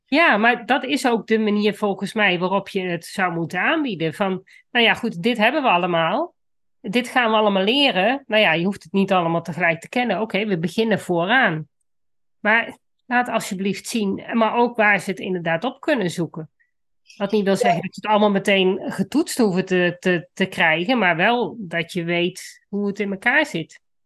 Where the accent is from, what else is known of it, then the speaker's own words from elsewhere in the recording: Netherlands; ik kom van de Duitse grens, dus Duits was voor mij, toen ik op de middelbare school kwam, al redelijk gesneden koek.